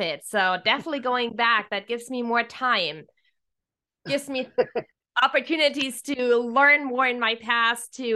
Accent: Germany; moved away as an adult; now in Hawaii, United States; I'm originally from Germany

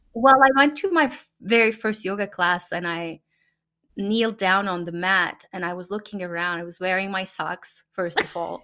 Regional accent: Turkey; first language Turkish; English is a second language; moved away as an adult; now in United States; in the families that I've known growing up in Turkey

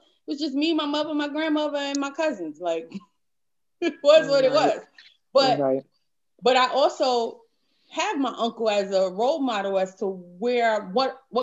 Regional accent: New York City, New York, United States; Growing up in New York City, Harlem

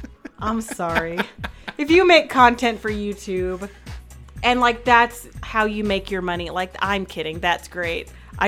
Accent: New Mexico, United States; I was also born in New Mexico, so yes, I'm an American.

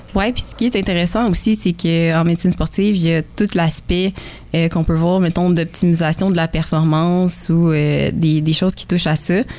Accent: Kingsey Falls, Quebec, Canada; now in Sherbrooke, Canada; je viens du petit village de Kings Falls, dans, les, dans les bois francs

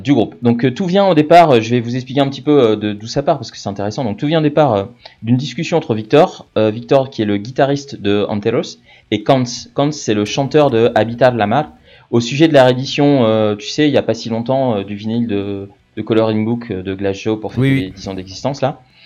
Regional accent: France; on est des Français, on est fiers de notre pays

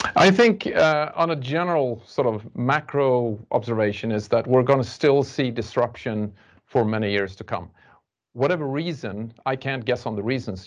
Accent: Sweden; we're from Sweden and we do it in our culture

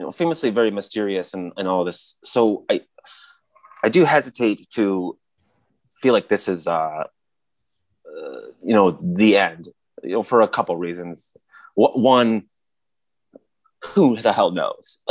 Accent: Michigan, United States; he was my next door neighbor growing up in Michigan

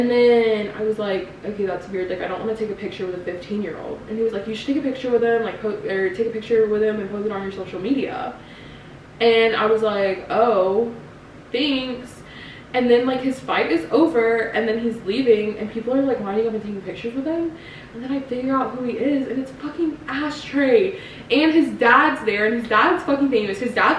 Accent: Grove Barton area near Crabtree Mall, North Carolina, United States; That's my hometown Target

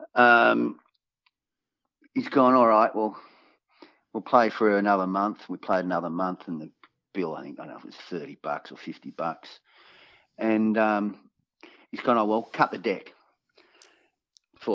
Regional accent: Gold Coast, Queensland, Australia; also born or lived in Portland, Victoria; I went through primary school in Surfers Paradise

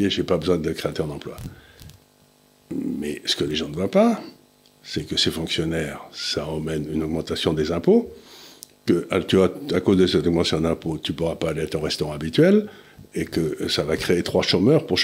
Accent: Auch, Occitania, France; quand j'étais jeune à Auch, où mon père a terminé sa carrière d'officier, il y avait le Conseil général du Gers.

